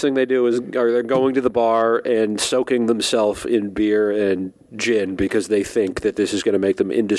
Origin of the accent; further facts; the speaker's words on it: Washington, District of Columbia, United States; I was born in Washington, D.C., lived there in my late 20s.